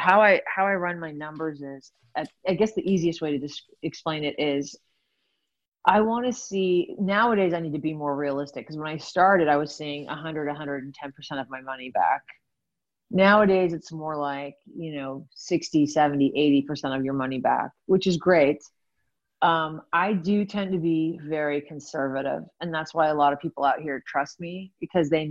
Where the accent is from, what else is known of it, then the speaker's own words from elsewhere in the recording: California, United States; I'm from California